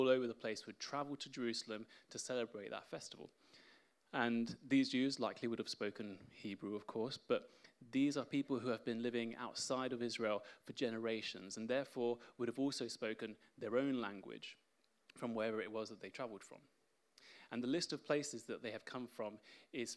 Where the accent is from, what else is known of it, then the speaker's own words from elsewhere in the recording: Spain; now in England; I was born in Spain, and I'm fluent in Spanish